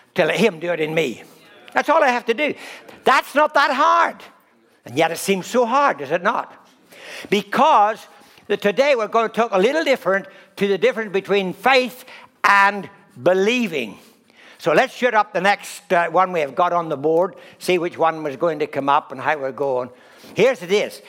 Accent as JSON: {"language": "English", "country": "Ireland", "said": "I'm Irish"}